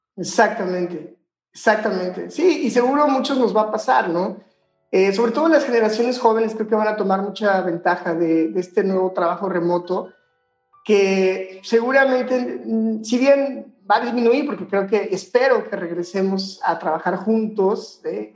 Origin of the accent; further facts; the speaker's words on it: Guanajuato, Mexico; also born or lived in Barcelona; Yo soy de Guanajuato